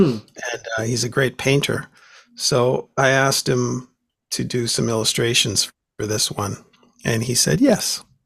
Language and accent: English; Vancouver, British Columbia, Canada; here in Vancouver